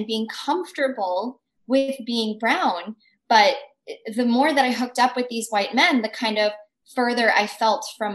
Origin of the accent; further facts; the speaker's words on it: United States; being an Indian American